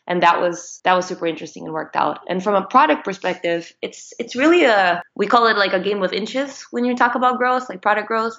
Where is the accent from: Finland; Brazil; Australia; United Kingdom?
Brazil; moved away as an adult; now in United States; I'm Brazilian. I've been living in the US for the past 10 years ish